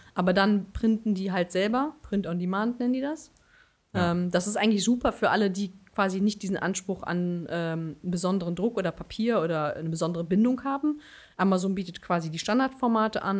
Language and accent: German; Berlin, Germany; moved away as an adult; now in Bonn, Germany; in Berlin geboren, in Berlin aufgewachsen und dann irgendwann ins Rheinland